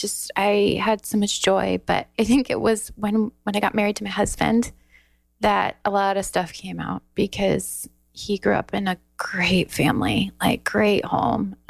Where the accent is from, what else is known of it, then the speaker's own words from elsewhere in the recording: Iowa, United States; also born or lived in Texas; I'm from Iowa